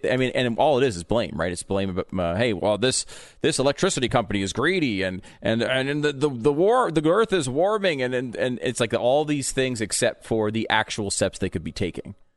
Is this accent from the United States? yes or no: yes; Connecticut, United States; also born or lived in New York; now in Texas, United States; I grew up in Connecticut. I was born in New York.